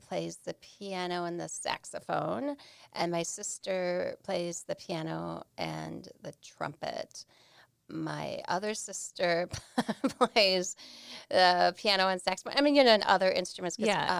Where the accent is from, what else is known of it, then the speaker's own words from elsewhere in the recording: Milwaukee, Wisconsin, United States; Well, I am a hometown Milwaukee girl.